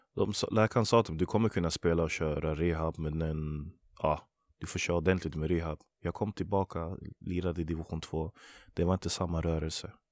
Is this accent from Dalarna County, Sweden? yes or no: no; Västerås, Västmanland, Sweden; Jag är född och uppvuxen i Västerås, Vallby heter området därifrån